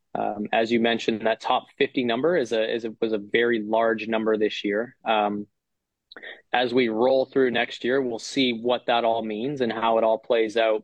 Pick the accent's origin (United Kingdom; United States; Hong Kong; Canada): Canada; as Canadian players